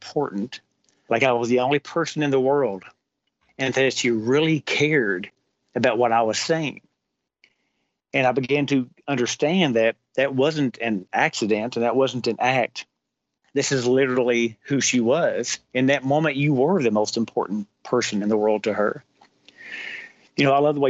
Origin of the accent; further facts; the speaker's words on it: Kentucky, United States; I'm from Kentucky